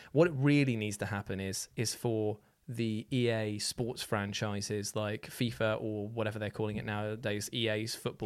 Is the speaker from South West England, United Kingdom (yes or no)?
yes; Newton Abbot, South West England, United Kingdom; my hometown of Newton Abbot